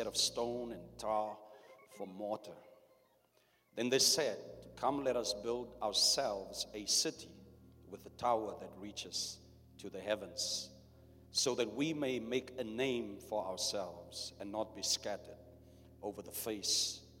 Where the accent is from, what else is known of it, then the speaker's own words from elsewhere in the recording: South Africa; I was born under apartheid in South Africa.